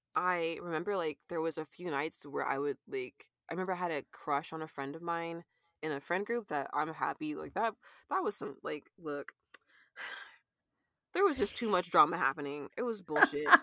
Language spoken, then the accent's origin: English; California, United States; moved away as an adult; now in Kansas City, United States; I'm an artist based in Kansas City, Missouri right now. And, uh, let's see, I grew up in California